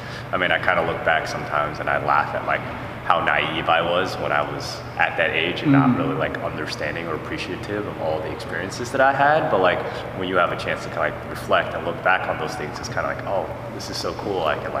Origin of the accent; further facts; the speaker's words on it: East Coast, United States; Okay, so I was born and raised primarily on the East Coast.